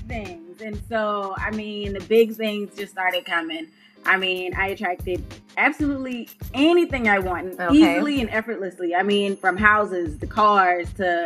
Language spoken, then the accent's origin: English; Charleston, South Carolina, United States; I am from Charleston, South Carolina, born and raised